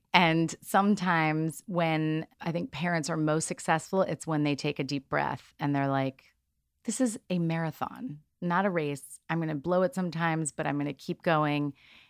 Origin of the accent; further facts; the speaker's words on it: New York, United States; I'm from New York